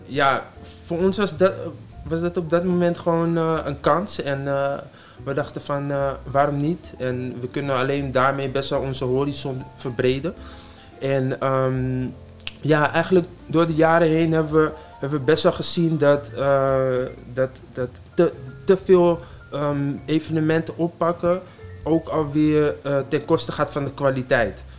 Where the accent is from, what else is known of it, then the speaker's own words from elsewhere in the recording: Amsterdam, North Holland, Netherlands; ik uit Amsterdam kom en eh, daar ook geboren ben